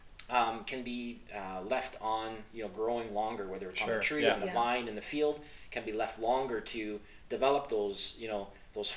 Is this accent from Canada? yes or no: yes; Eastern Ontario, Canada; also born or lived in Guelph; I grew up in Eastern Ontario, growing fruits and primarily vegetables, mixed vegetables with my parents